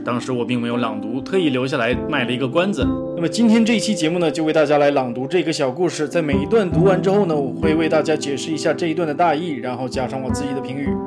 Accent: China; 我们中国人

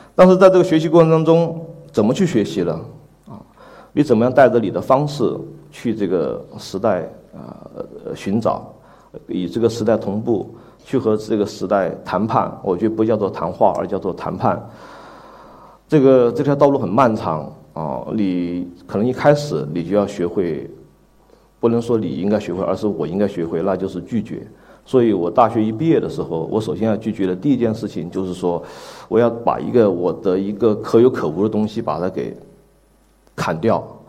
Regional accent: the South, southern China, China; 我在南方工作和， 和生活， 呃， 作为一个南方人

